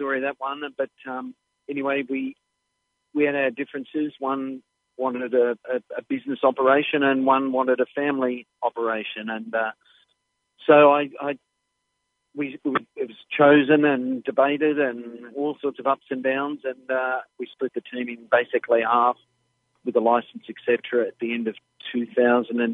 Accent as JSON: {"language": "English", "town": "Melbourne", "region": "Victoria", "country": "Australia", "tie": "born or raised there", "said": "Born and bred in Melbourne"}